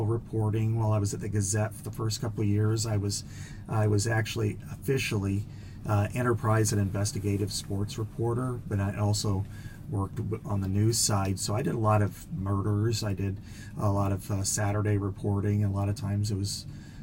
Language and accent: English; Burlington, Iowa, United States; I'm from Burlington, Iowa, and when I was growing up, I worked for the high school newspaper